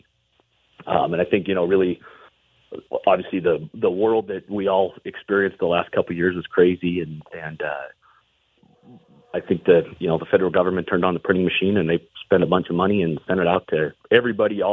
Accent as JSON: {"language": "English", "town": "Butte", "region": "Montana", "country": "United States", "tie": "born or raised there", "said": "I'm from Butte, and so I was fortunate to be born and raised there"}